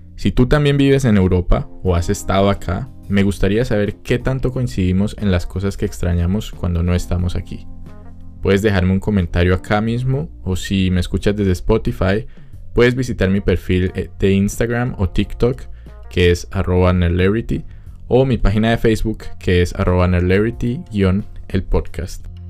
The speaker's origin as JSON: {"language": "Spanish", "town": "Cali", "region": "Valle del Cauca", "country": "Colombia", "moved": "as an adult", "lives_now": "Austria", "said": "yo vengo de Cali"}